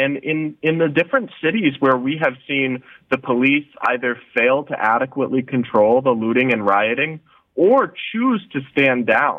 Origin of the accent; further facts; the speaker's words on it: United States; it's unreal for me as an American. I can't, and I'm on the younger side for sure